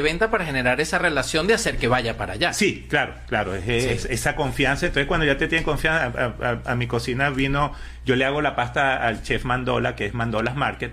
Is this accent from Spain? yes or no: no; Venezuela; moved away as an adult; now in United States; toda mi vida trabajé en construcción en Venezuela